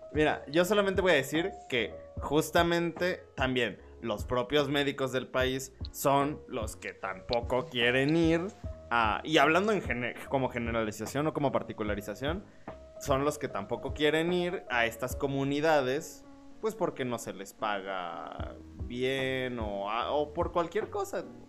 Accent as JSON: {"language": "Spanish", "country": "Mexico", "said": "estamos enojados como pueblo mexicano"}